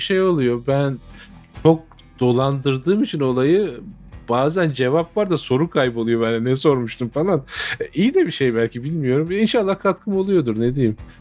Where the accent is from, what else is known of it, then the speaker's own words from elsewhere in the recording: Turkey; now in United States; bizim ülkemizin insanının